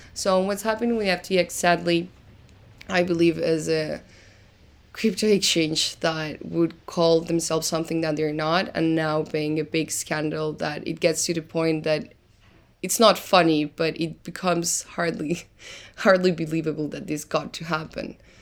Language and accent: English; Argentina; English is a second language; moved away as an adult; now in Lisbon, Portugal; originally I am from Argentina, reason why you might find a little bit of an accent when I speak, and I'm living in Lisbon right now